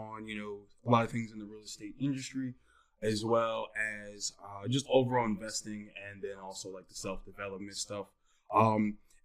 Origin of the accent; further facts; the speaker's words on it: Bethlehem, Pennsylvania, United States; I'm actually from the Lehigh Valley area, Bethlehem, Pennsylvania